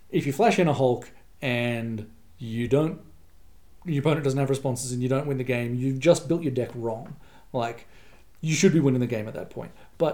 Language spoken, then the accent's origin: English; Canberra, Australian Capital Territory, Australia; I'm from Canberra